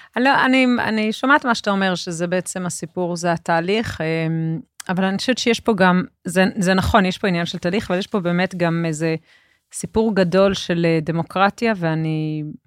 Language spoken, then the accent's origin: Hebrew; Jerusalem, Jerusalem District, Israel; אני ירושלמית